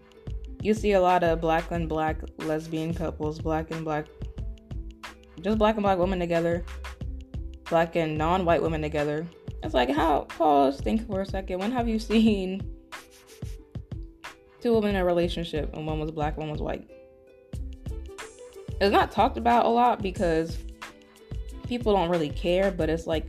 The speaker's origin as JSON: {"language": "English", "region": "West Virginia", "country": "United States", "tie": "born or raised there", "said": "some of the people I grew up with in West Virginia"}